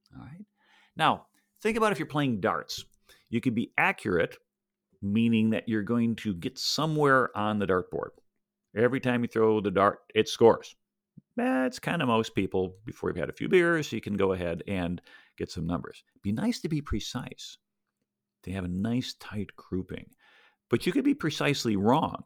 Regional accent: Buffalo, New York, United States; now in Tampa, United States; I grew up in Buffalo

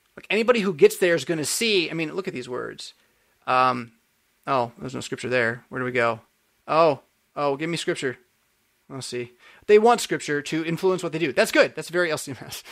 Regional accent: California, United States; I'm from California

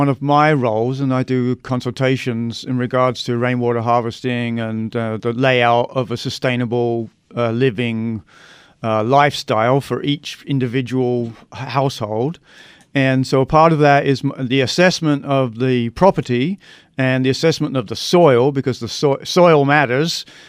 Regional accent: London, United Kingdom; now in Arizona, United States; No, I'm from London, England. But that was back in 81, so I've kind of mellowed a bit.

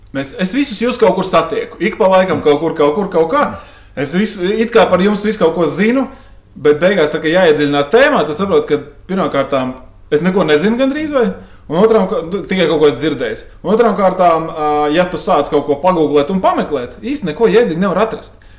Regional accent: Riga, Latvia; es savus 18 pirmos dzīves gadus nodzīvoju mežciemā tieši pretī biķeņa trasē

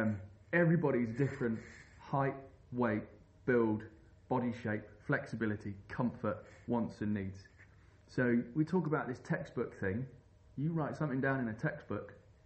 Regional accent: England, United Kingdom; Growing up on the Thames, it was hard not to be inspired by people like Sean Baker, like Andy Jackson from Kayako Jacko

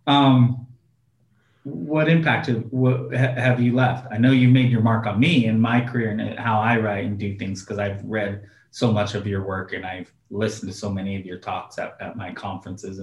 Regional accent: Oregon, United States; I'm from Oregon

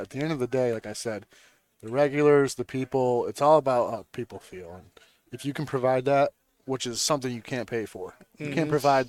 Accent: Rochester, New York, United States; now in New England, United States; I'm from Rochester, New York

